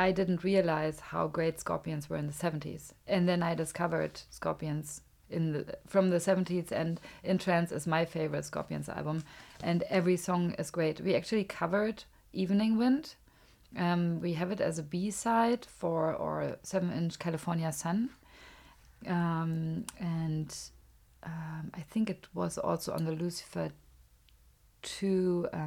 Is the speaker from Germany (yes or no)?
yes; Germany; English is a second language; also born or lived in Los Angeles, United States; I mean, now when I open my mouth, it's like you are from Germany.